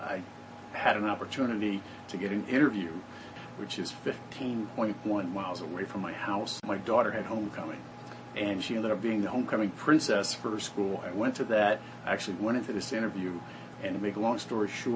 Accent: Michigan, United States; moved away as an adult; now in Texarkana, United States; I'm originally from Michigan

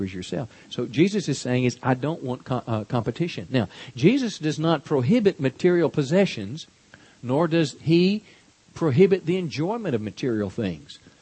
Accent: United States; we as American people

